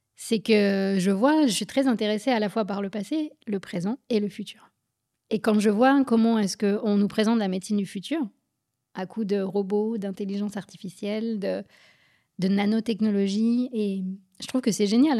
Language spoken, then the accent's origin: French; Paris suburbs, Île-de-France, France; moved away; also born or lived in Berlin, Germany / Guadeloupe; J'ai grandi en France, en banlieue parisienne, puis à Berlin